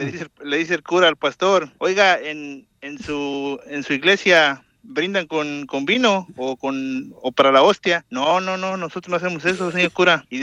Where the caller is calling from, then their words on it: Baltimore, Maryland, United States; de Baltimore, Maryland.